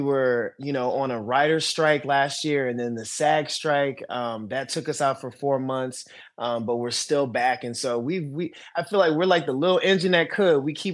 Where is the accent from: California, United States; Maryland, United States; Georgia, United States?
Maryland, United States; Prince George's County; moved away as an adult; now in Los Angeles, United States; I'm from Maryland originally, PG County, DMV.